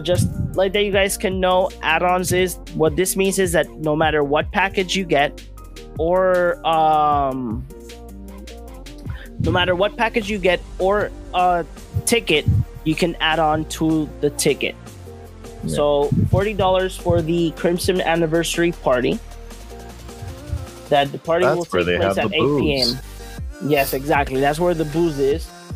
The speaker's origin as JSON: {"language": "English", "country": "Puerto Rico", "said": "we're from Puerto Rico"}